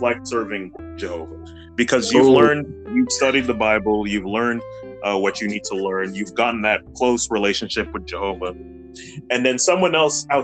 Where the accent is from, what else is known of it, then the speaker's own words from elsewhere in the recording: New York City, New York, United States; I grew up in New York, Brooklyn